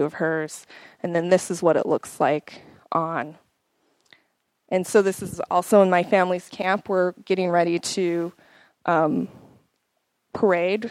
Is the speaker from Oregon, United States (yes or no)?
no; Crow Indian Reservation, Montana, United States; also born or lived in Bozeman, Montana; I grew up on the Crow Indian Reservation, which is located in Montana